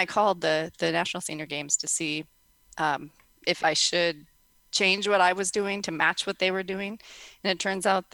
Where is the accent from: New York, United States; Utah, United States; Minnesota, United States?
Minnesota, United States; now in South Dakota, United States; I'm a Minnesotan, but I live in South Dakota